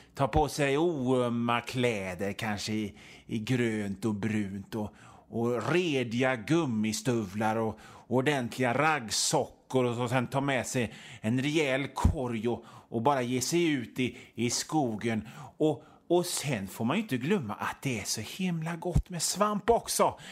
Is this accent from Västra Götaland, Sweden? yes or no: yes; Hönö, Västra Götaland, Sweden; jag är från Hönö